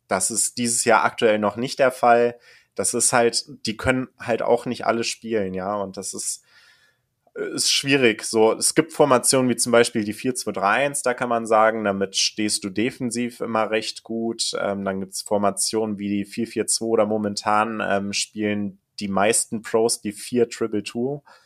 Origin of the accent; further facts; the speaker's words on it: Kassel, Hesse, Germany; moved away; Ich komme aus Kassel ursprünglich